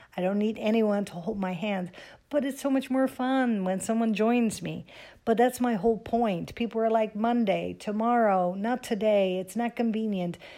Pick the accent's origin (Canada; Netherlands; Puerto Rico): Netherlands; moved away as an adult; also born or lived in Amsterdam / Miami; now in United States; Growing up in Holland, I was dreaming of, um, living in America